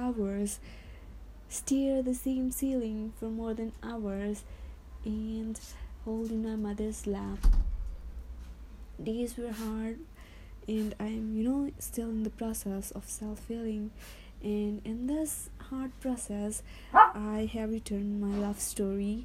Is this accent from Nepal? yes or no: yes; Nepal; from Nepal